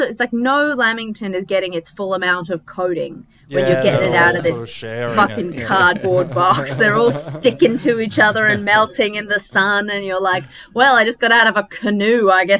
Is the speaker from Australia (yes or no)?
yes; Toowoomba, Queensland, Australia; I call Toowoomba my hometown because I lived there the longest and my parents still live there, but I did heaps.